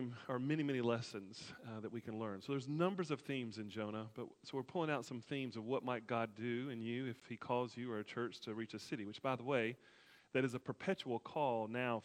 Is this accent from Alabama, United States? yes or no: yes; Alabama, United States; my home state, Alabama